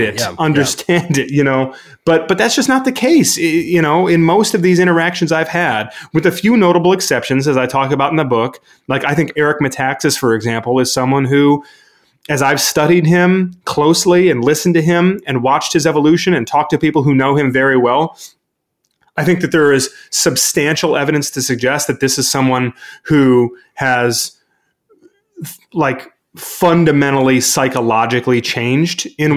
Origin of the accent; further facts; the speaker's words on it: Brighton, Michigan, United States; my hometown in Brighton, Michigan